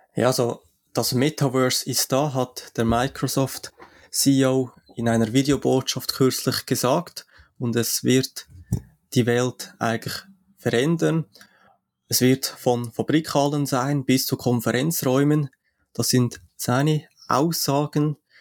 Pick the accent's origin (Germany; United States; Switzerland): Switzerland; für mich als Schweizer